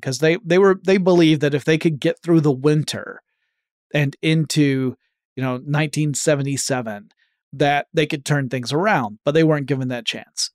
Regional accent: Atlanta, Georgia, United States; based in my hometown of Atlanta, Georgia

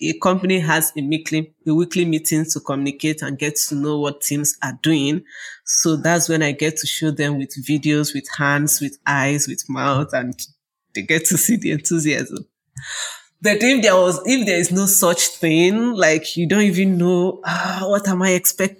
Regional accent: Nigeria; from Nigeria

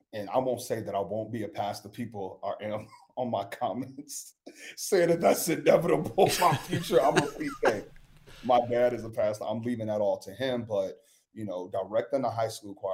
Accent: Chicago, Illinois, United States; I'm from Chicago

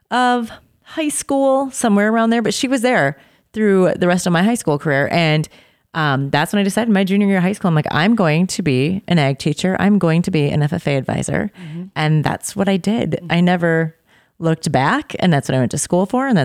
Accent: Milton, Wisconsin, United States; Milton, Wisconsin. Yeah.

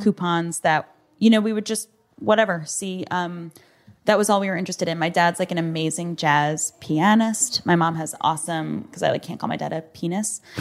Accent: United States; I was born in this country

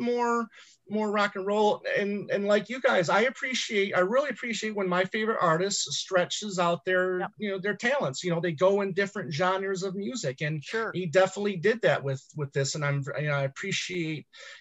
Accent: Michigan, United States; growing up in Michigan, you know, we got the Motown

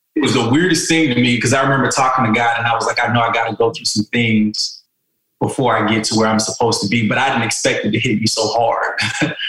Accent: South Carolina, United States; moved away as an adult; also born or lived in California; I'm from South Carolina

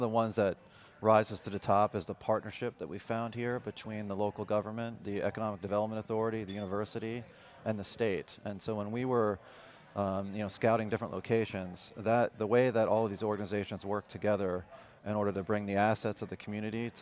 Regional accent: New Jersey, United States; moved away as an adult; now in Lafayette, United States; I'm actually originally from New Jersey

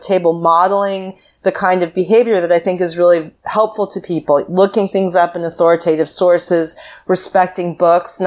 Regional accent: United States; As an American

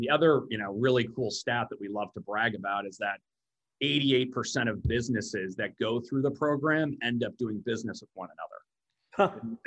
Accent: Omaha, Nebraska, United States; moved away; I'm from Omaha, Nebraska originally.

